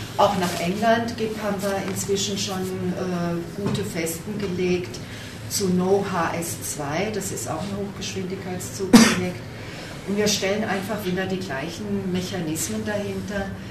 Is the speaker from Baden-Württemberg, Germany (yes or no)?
yes; Freiburg, Baden-Württemberg, Germany; accent: southern German; moved away as an adult; now in Susa Valley, Italy; Ich bin gebürtige Freiburgerin, ihr mit dem süddeutschen Akzent